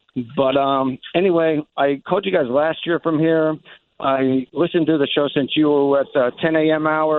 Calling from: Naga, Bicol Region, Philippines; I am calling from a place called Magaru, which is a suburb of Naga City, Catarmarini

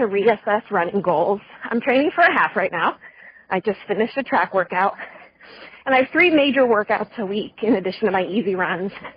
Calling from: Des Moines, Iowa, United States; I'm calling from Des Moines, Iowa.

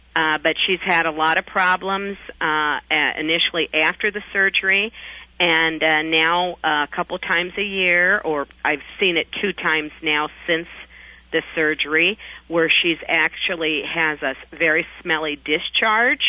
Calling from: Rock Island, Illinois, United States; I'm calling from Rock Island, Illinois

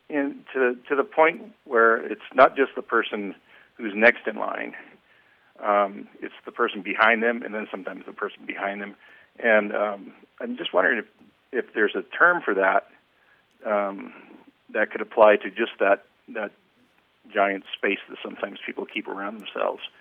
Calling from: Reno, Nevada, United States; Reno, Nevada.

